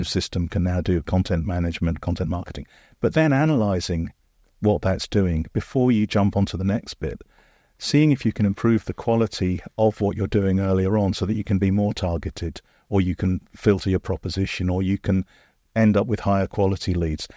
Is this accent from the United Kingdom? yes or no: yes; United Kingdom; especially as a Brit